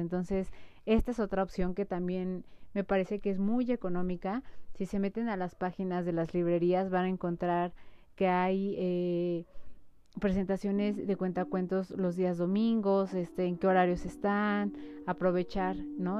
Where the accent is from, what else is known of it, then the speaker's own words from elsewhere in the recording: Mexico; las costumbres que tenemos como mexicanos